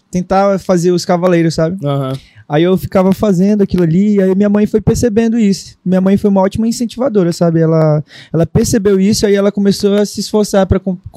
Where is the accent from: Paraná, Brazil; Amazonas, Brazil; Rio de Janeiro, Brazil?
Amazonas, Brazil; Manaus; eu sou manauara de Manaus. É, eu nasci lá